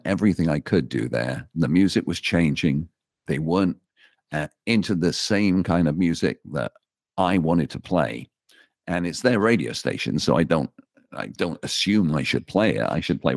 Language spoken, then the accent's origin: English; Torquay, South West England, United Kingdom; moved away as an adult; also born or lived in Bristol / Oxford / Los Angeles; now in United States; growing up in Torquay in the south of England